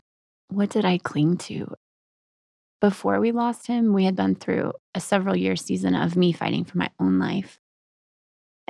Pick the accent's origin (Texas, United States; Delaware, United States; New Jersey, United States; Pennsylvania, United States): Texas, United States; now in Colorado, United States; I grew up in Texas.